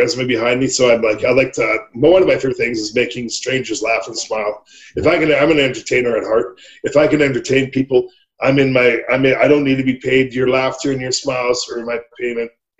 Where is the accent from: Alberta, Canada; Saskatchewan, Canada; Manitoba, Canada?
Alberta, Canada; Red Deer, Calgary; I grew up in Red Deer in Calgary. I grew up in Alberta. I'm an Alberta boy.